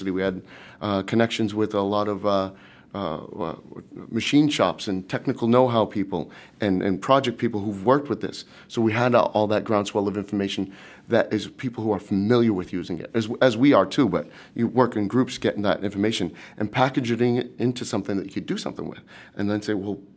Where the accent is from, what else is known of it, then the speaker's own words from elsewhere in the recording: Boston, Massachusetts, United States; accent: Boston; now in Iceland; I was born in Boston. Boston's my home. You can't get that out of my heart. It's going to be there forever. I don't have that strong Boston accent now because I, I live out in Iceland.